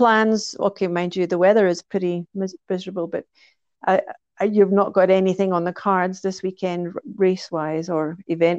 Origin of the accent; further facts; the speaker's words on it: Scotland, United Kingdom; running Loch Ness in Scotland, for me, of course, being my home country